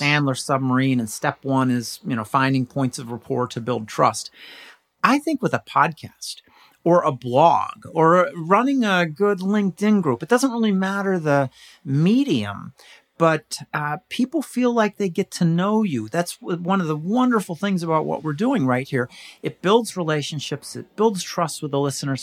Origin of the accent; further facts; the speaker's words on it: California, United States; moved away as an adult; now in Pittsburgh, United States; I was born in California